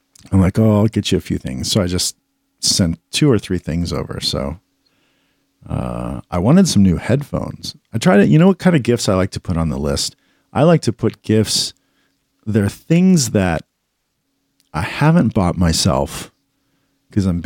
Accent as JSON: {"language": "English", "country": "United States", "tie": "born or raised there", "said": "as an American kid growing up"}